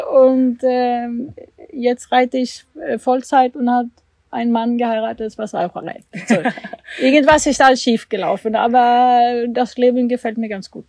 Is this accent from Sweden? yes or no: yes; Sweden; German is a second language; moved away as an adult; also born or lived in Germany; now in Warendorf, Germany; ich bin in Schweden geboren und bin Schwedin und bin 2008 umgezogen nach Deutschland